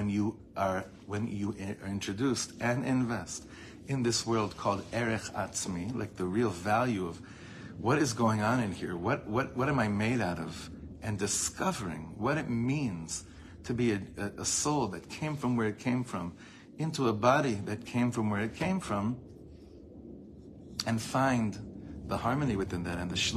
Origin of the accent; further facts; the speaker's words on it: Los Angeles, California, United States; I grew up in Los Angeles